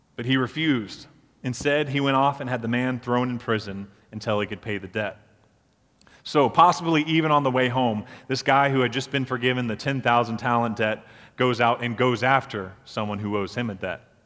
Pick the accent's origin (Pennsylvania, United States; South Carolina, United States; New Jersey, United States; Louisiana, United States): South Carolina, United States; Beaufort; So I grew up in Beaufort, South Carolina, and one of the landmarks of our town is the drawbridge downtown